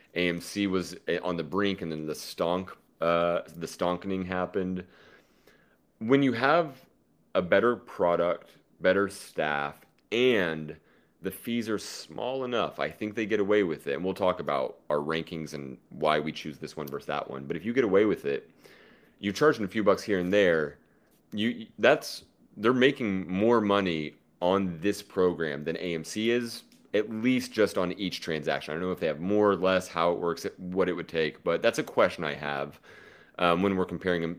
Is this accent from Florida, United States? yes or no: no; Oklahoma, United States; I'm from Oklahoma